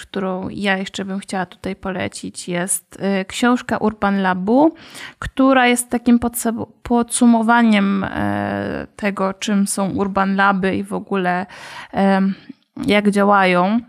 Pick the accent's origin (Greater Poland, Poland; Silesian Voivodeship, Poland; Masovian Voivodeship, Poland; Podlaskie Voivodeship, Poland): Silesian Voivodeship, Poland; Katowice; u nas w Katowicach